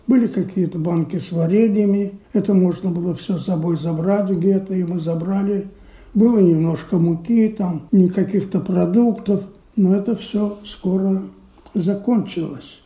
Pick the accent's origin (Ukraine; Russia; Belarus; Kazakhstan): Belarus; Minsk; moved away as an adult; now in Israel; но родился я, конечно, не здесь. Я родился в Минске.